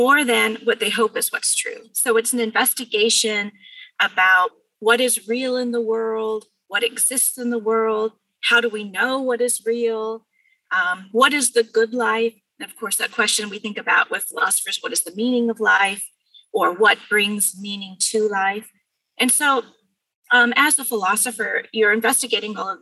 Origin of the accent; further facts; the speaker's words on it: Bakersfield, California, United States; also born or lived in Pasadena, California; I grew up in Bakersfield